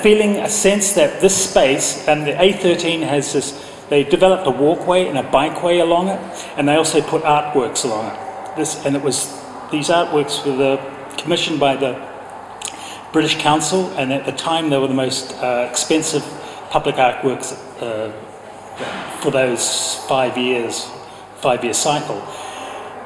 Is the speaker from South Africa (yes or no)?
no; New Zealand; now in London, United Kingdom; I'm from New Zealand